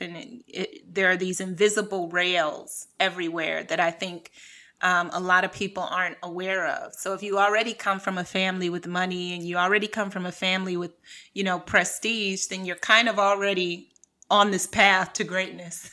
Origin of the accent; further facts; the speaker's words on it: Cleveland, Ohio, United States; moved away as an adult; also born or lived in New York / California / France; So I'm from Cleveland. I grew up in a really impoverished uh, community.